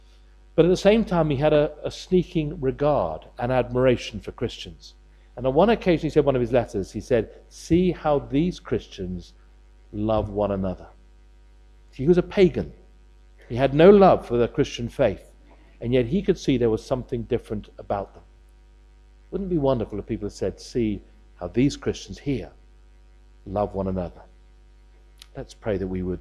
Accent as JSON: {"language": "English", "country": "United Kingdom", "said": "we're British"}